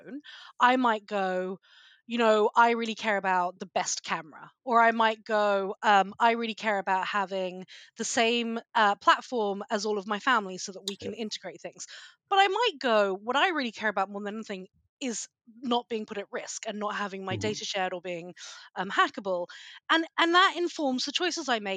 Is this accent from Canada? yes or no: no; United Kingdom; moved away as an adult; also born or lived in United States; As you can probably tell from my accent, I'm a Brit